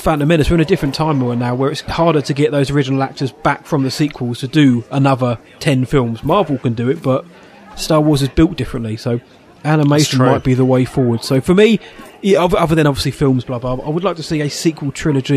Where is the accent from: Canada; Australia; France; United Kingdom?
United Kingdom; England; We're English.